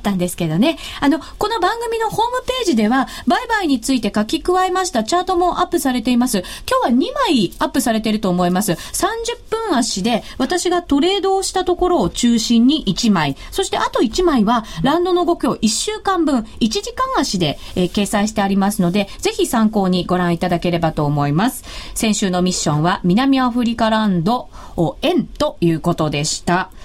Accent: Shizuoka, Japan; サッカー王国静岡出身

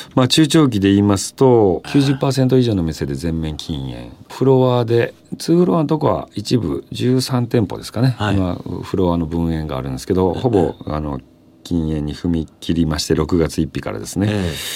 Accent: Osaka, Japan; moved away; 私自身も大阪出身ですし

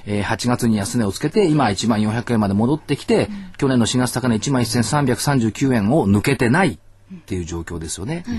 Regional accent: Minato, Tokyo, Japan; 私一応小学校港区なんですけど

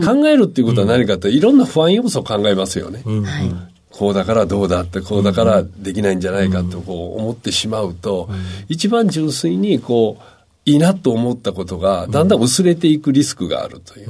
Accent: Osaka, Japan; 大阪です。

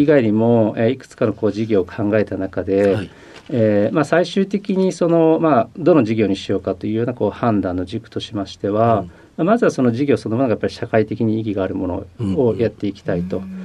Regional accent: Koriyama, Fukushima, Japan; えー、福島県の郡山市というところです

